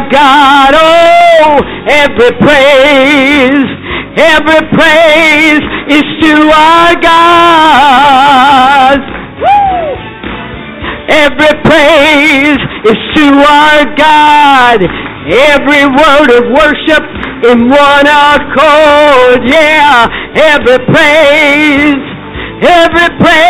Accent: Naples, Florida, United States; also born or lived in Pinecrest, Florida; in Naples, Florida, in my hometown

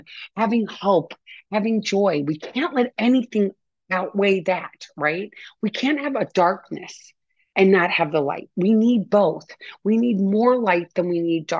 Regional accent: St. Louis, Missouri, United States; I grew up in St. Louis

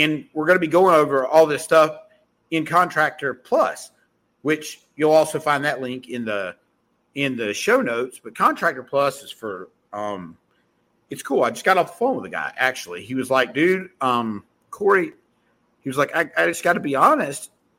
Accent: Mayberry, United States; accent: southern; because I'm from Mayberry and I have a southern accent.

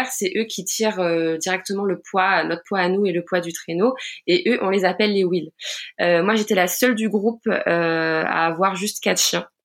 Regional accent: Rouen, Normandy, France; j'ai 29 ans, je viens de Rouen en Normandie

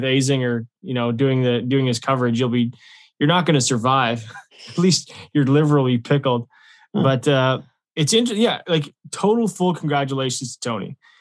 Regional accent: Canada; we are obviously Canadian golfers

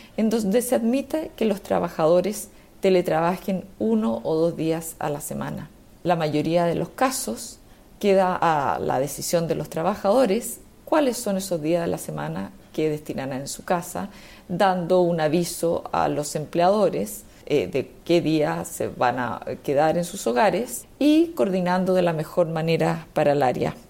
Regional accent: Chile

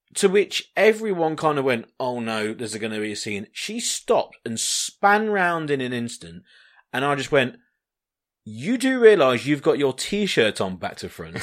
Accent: United Kingdom; I'm British

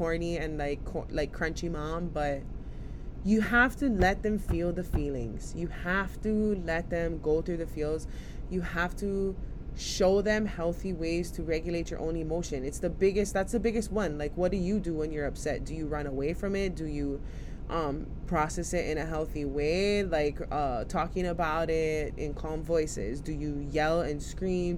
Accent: Hawaii, United States; a piece of land in my homeland, in my hometown community

